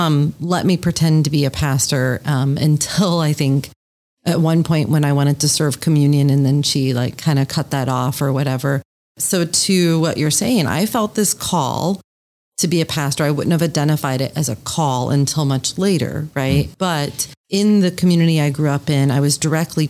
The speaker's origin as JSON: {"language": "English", "region": "Michigan", "country": "United States", "tie": "born or raised there", "moved": "yes", "lives_now": "Boston, United States", "said": "I grew up in Michigan. I grew up in a very rural community with one stoplight."}